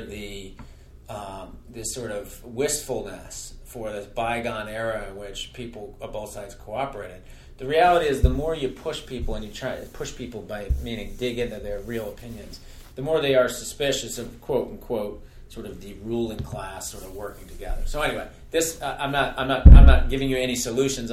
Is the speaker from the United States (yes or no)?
yes; North Carolina, United States; moved away; where I grew up in North Carolina